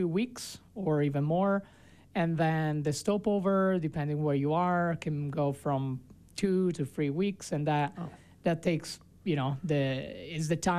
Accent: Italy; now in Park City, United States; my hometown in Italy

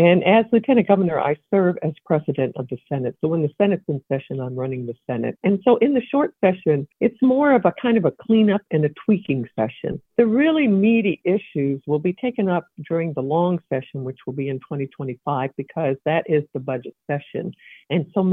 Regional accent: Evansville, Indiana, United States; I'm a former state representative. I come from the Evansville area.

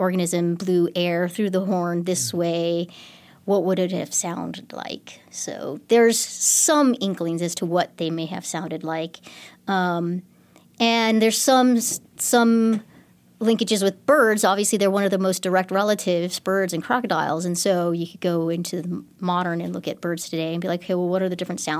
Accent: Texas Hill Country, United States; growing up in the Texas Hill Country, I used to always go rock hounding

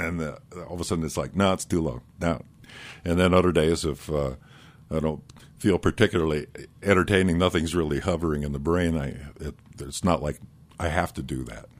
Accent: Iowa, United States; moved away as an adult; also born or lived in Denver, Colorado; now in Aspen, United States; I grew up in Iowa, but I went to school at University of Denver

